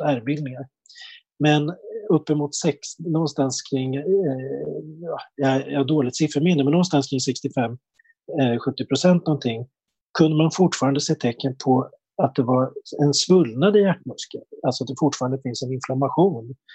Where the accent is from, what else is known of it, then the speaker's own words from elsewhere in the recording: Uppsala, Uppsala County, Sweden; jag kommer från Uppsala själv